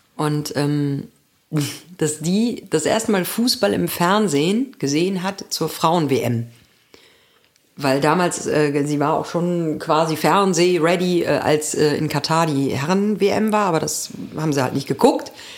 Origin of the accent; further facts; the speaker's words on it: Germany; moved away; in meinem alten Zuhause.